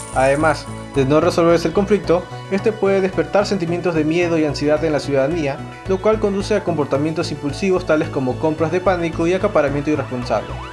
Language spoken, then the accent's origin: Spanish; Peru; Como peruanos